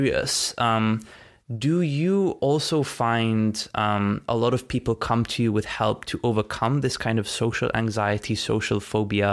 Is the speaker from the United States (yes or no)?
no; Gibraltar; I'm from a small place. I'm from Gibraltar, and there everyone knows everyone